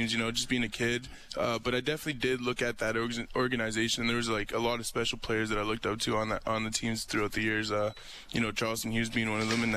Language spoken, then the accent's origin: English; Calgary, Alberta, Canada; I grew up in Calgary